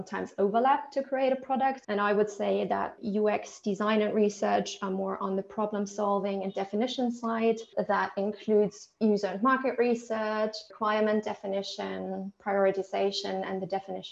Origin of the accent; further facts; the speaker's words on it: Germany; moved away as an adult; also born or lived in Italy; now in United Kingdom; I'm originally from Germany